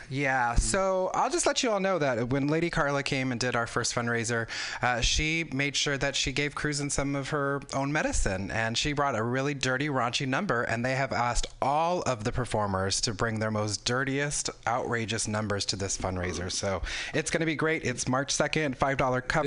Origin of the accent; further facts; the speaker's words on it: Southern California, United States; I grew up in Southern California.